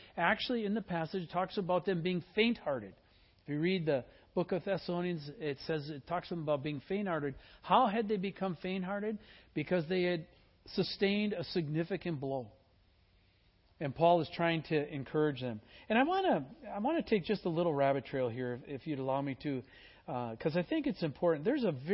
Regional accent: Midwest, United States; I was born in the Midwest

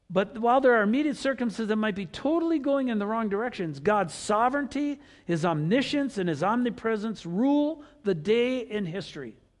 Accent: Wisconsin, United States; we grew up with rivers in Wisconsin

